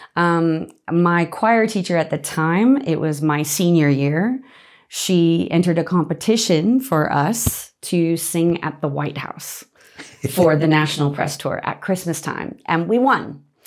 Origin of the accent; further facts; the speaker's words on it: Las Vegas, Nevada, United States; moved away as an adult; also born or lived in Boston; now in Australia; I, I grew up in Las Vegas